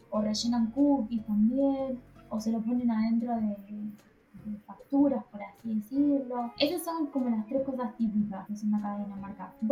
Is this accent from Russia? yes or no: no; Argentina; moved away; extraño Argentina, extraño a mi familia, y extraño a mis amigos de Argentina. Eso extraño sí, extraño la comida de Argentina, extraño el país de Argentina